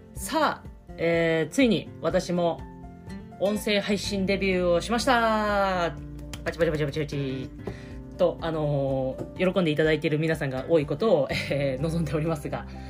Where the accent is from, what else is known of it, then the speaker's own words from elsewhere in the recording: Niigata, Japan; 出身は新潟県です